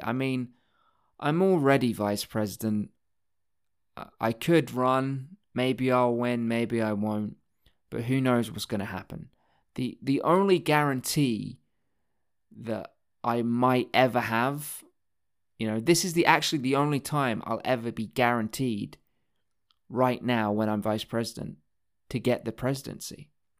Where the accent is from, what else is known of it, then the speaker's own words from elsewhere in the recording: Texas, United States; A trip to fucking Dallas. I'm from Texas. I know it well.